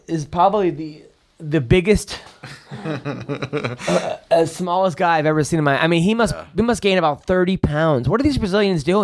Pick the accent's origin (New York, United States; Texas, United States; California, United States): New York, United States; Long Island; I'm from Long Island